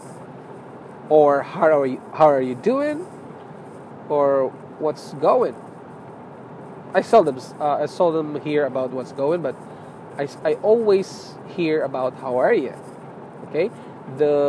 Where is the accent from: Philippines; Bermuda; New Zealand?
Philippines; moved away; I'm a Filipino